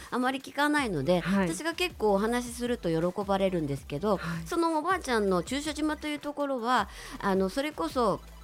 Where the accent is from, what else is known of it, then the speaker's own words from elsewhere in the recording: Osaka, Japan; moved away as an adult; also born or lived in Tokyo; 私大阪出身なんですけれども